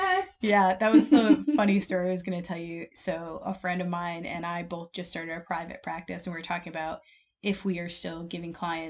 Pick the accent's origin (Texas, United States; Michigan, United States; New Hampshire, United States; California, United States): Michigan, United States; That's my home state